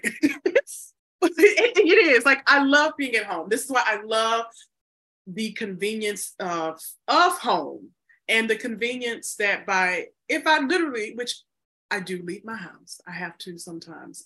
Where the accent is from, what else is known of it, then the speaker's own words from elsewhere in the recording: United States; also born or lived in Chicago, Illinois; I'm an American